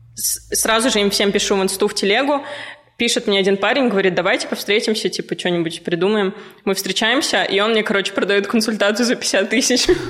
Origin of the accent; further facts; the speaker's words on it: Ufa, Bashkortostan, Russia; moved away; also born or lived in Moscow; Я из Уфы